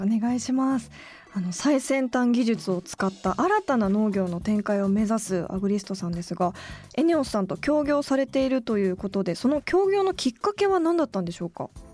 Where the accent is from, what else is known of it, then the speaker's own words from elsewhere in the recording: Komae, Tokyo, Japan; moved away; 東京都の狛江市というところで育ったんですけど